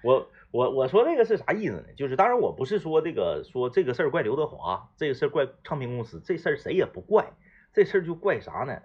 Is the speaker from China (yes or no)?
yes; Jilin, China; moved away; 回我老家